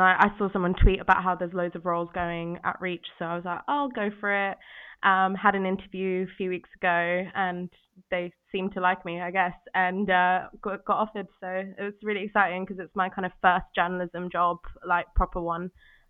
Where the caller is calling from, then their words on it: London, United Kingdom; I'm in London, Walthamstow to be exact, in my living room.